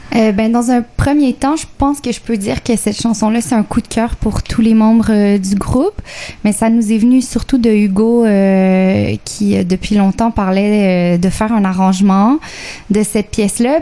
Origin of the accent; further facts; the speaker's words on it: Quebec, Canada; je suis québécoise d'origine chilienne